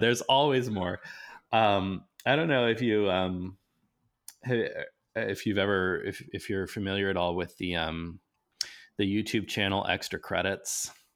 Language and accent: English; Nebraska, United States; I grew up in Nebraska